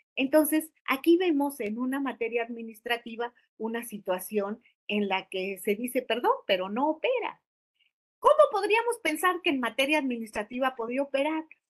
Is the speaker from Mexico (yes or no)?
yes; Mexico; como mexicanos